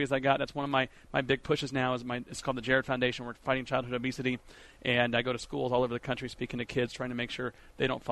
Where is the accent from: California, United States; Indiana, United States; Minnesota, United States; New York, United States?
Indiana, United States; Indianapolis; I'm from Indianapolis, so I grew up a huge race fan